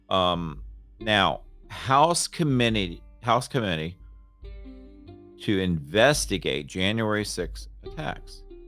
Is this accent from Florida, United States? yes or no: yes; Florida, United States; now in Raleigh, United States; I grew up in Florida